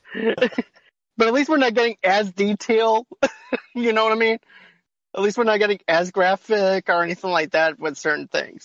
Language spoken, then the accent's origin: English; Boston, Massachusetts, United States; I'm from Boston